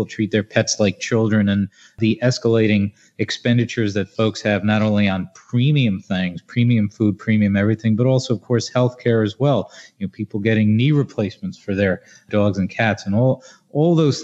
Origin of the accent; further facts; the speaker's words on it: New Jersey, United States; my home state of New Jersey